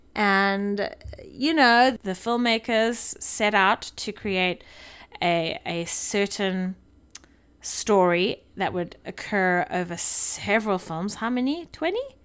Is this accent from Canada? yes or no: no; South Africa; moved away; being a South African